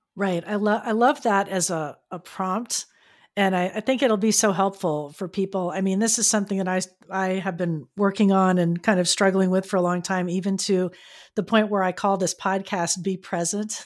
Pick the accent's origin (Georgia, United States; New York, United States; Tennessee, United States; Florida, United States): Florida, United States; now in San Diego, United States; growing up in Florida, I never really saw them, and then when I moved here to California